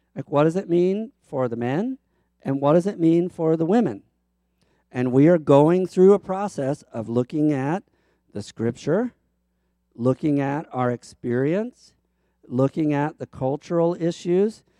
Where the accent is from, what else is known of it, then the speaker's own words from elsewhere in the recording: Baltimore, Maryland, United States; moved away; also born or lived in Chicago; I am from Baltimore